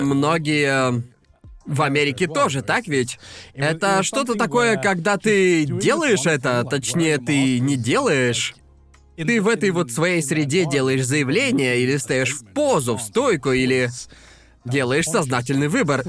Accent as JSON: {"language": "Russian", "town": "Brighton", "region": "South East England", "country": "United Kingdom", "tie": "born or raised there", "moved": "yes", "said": "я уже давно не был в родном городе"}